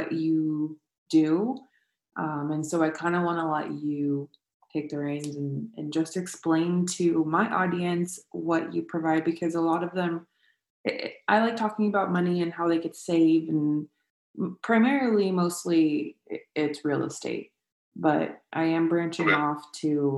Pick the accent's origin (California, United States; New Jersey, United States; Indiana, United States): California, United States; Escondido; I played for Escondido, to begin with, at FC Heat.